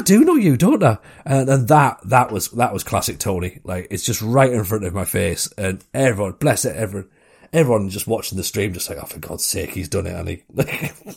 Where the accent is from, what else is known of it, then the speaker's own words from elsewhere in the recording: Washington, North East England, United Kingdom; accent: Northeast; I'm from Washington